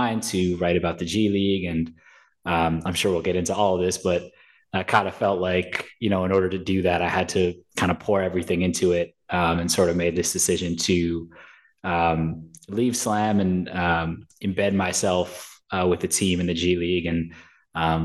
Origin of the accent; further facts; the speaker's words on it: New York, United States; also born or lived in St. Louis / Birmingham; I'm from New York.